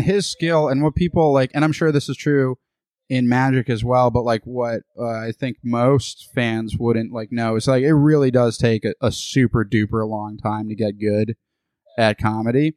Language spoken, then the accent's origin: English; United States; also born or lived in Boston; now in Austin, United States; I was born in the United States.